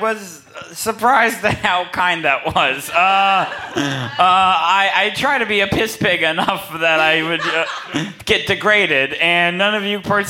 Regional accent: Philippines; I'm Filipino, everyone knows that.

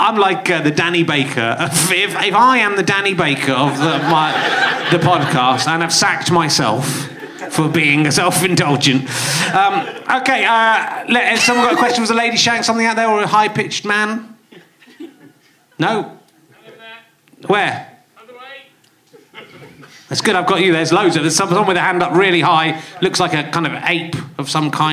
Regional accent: Yorkshire and the Humber, United Kingdom; I was from Yorkshire

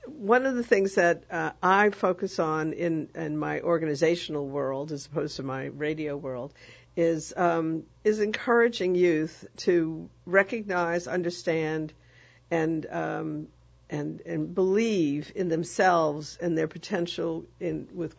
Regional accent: New York, United States; moved away as an adult; now in New Orleans, United States; I'm originally from New York, and I was working in New York in the 90s

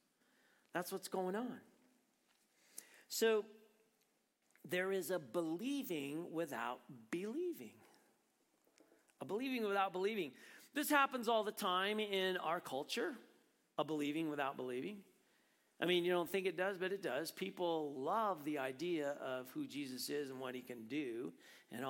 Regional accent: Prescott, Arizona, United States; moved away; I grew up in Prescott.

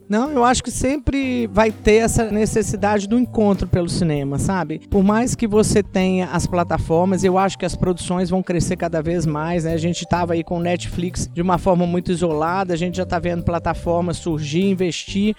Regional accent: Minas Gerais, Brazil; eu sou muito mineira.

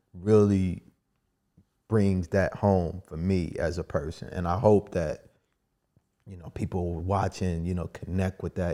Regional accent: Kansas City, Missouri, United States; moved away as an adult; also born or lived in Virginia; now in Washington, D.C., United States; I'm originally from Kansas City.

